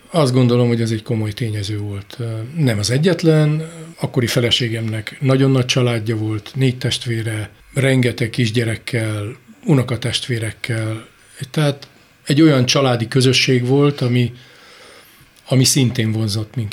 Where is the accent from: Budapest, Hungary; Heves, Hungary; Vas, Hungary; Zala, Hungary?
Budapest, Hungary; végül is én Budapesten nőttem föl, belvárosi gyerek vagyok